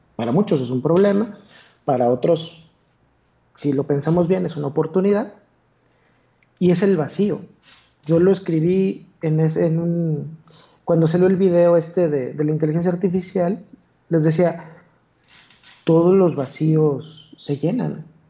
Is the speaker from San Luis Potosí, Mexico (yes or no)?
no; Torreón, Coahuila, Mexico; accent: golpeado; soy de Torreón. Hablo como bien golpeado